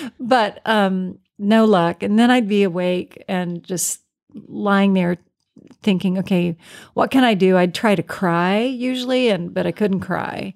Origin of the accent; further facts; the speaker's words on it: Virginia, United States; I'm from Virginia, and this was down in Richmond.